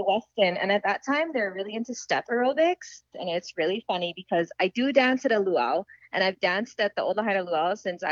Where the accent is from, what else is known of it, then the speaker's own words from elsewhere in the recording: Maui, Hawaii, United States; Growing up on Maui